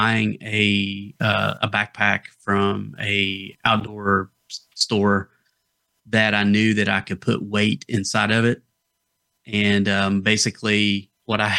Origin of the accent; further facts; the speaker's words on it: the Appalachians, North Georgia, United States; accent: Appalachian; moved away; So I'm originally from North Georgia. If you couldn't tell from the accent that I was from the Appalachians, that kind of area, that's where I'm from